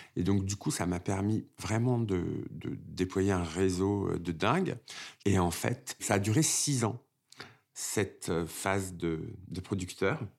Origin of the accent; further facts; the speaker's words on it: Créteil, Île-de-France, France; Je suis né à Créteil, en banlieue parisienne, d'une famille euh, algérienne